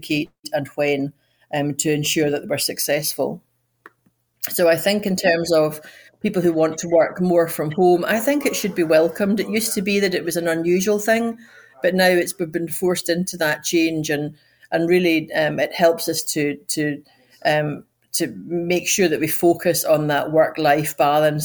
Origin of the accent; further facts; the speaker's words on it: Scotland, United Kingdom; moved away as an adult; also born or lived in Edinburgh; now in United States; I'm Scottish, but yet I work in America